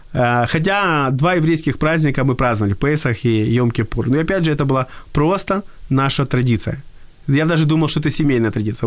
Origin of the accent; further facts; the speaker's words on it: Odesa, Odesa Oblast, Ukraine; я вырос в Одессе